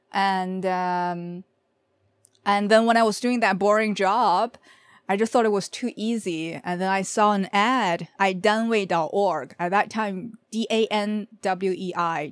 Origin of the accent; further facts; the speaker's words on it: Beijing, China; now in Canada; I'm from Beijing, China. I live in Canada.